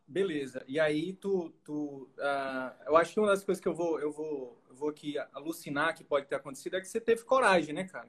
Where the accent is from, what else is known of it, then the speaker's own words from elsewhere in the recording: Northeast Region, Brazil; moved away; Eu vim do Nordeste, sou do Nordeste com muito orgulho